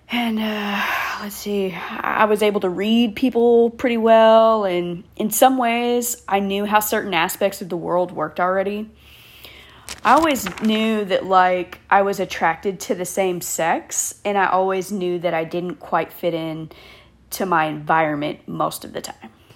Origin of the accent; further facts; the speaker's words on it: Killeen, Texas, United States; moved away as an adult; also born or lived in Hawaii; born and raised in the Killeen Fort Hood area of Texas.